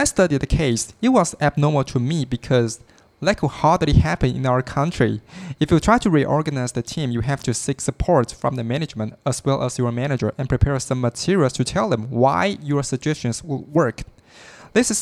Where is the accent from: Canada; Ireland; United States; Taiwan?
Taiwan; I am from Taiwan